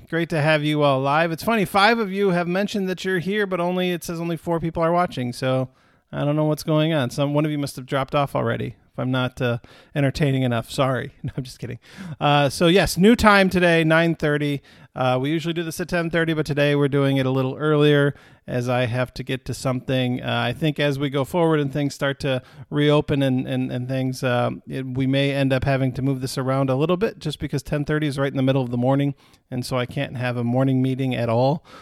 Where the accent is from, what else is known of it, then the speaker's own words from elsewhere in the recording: Michigan, United States; moved away; my home state.